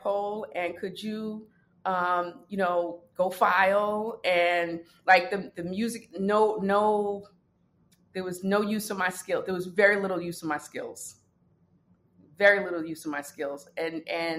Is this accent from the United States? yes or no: yes; New York City, New York, United States; also born or lived in Brooklyn, New York / Washington, D.C.; I'm from the Bronx, New York